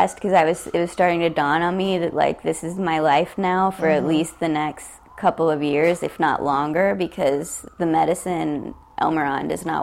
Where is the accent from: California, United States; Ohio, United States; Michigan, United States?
Ohio, United States; also born or lived in West Virginia; now in New York, United States; I grew up in Ohio